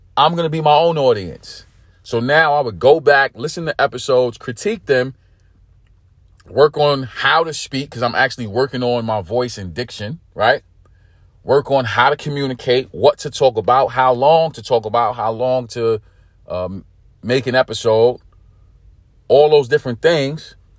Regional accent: New York City, New York, United States; also born or lived in California / Texas; I'm from New York City, born and raised

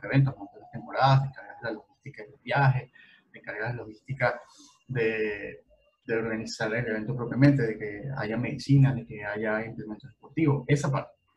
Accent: Venezuela; now in Dominican Republic; Soy venezolano, eh, estoy en República Dominicana

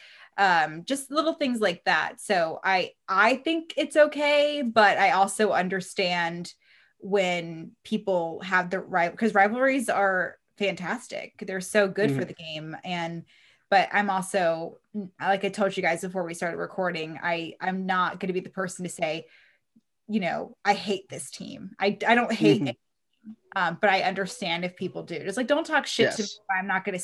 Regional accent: Reno, Nevada, United States; I was a big Diamondbacks fan because I'm from Reno

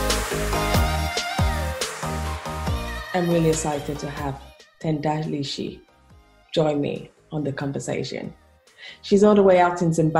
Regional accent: Nigeria; I'm originally from Nigeria.

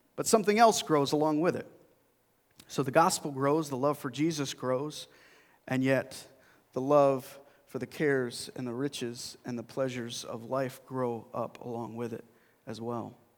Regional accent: Burlington Flats, New York, United States; now in Greece, New York, United States; I grew up in a little town called Burlington Flats.

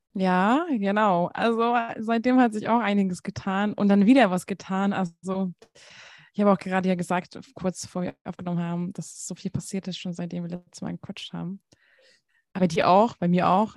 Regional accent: Hungary; moved away; ich komme aus Ungarn

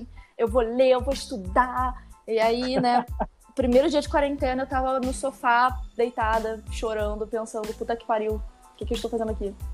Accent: Maricá, Rio de Janeiro, Brazil; moved away as an adult; now in Rio de Janeiro, Brazil; eu sou de Maricá

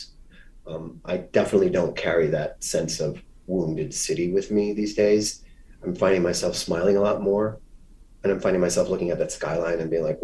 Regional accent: Miami, Florida, United States; moved away; I grew up in Miami, but my Miami is very different from what a tourist might see of that city

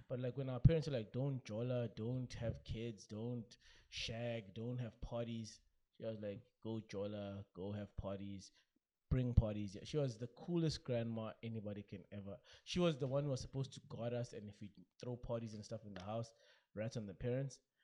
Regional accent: South Africa

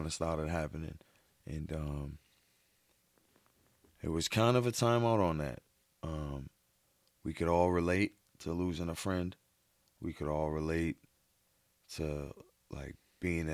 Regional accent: Boston, Massachusetts, United States; born or raised there

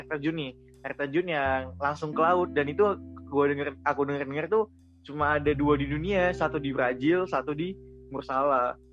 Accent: Sibolga, North Sumatra, Indonesia; dari Sibolga, Sumatera Utara, lahir di Sibolga

